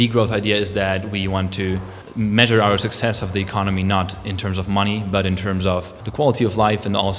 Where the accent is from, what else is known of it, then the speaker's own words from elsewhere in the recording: Augsburg, Bavaria, Germany; I'm from Augsburg, from southern Germany